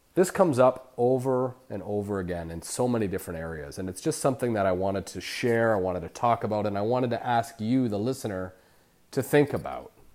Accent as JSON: {"language": "English", "country": "Canada", "moved": "yes", "lives_now": "Los Barriles, Mexico", "said": "I'm Canadian"}